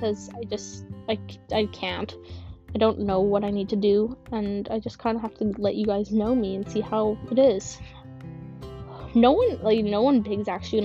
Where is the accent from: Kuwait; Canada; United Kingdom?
Canada; Manitoba; I'm from Manitoba, Canada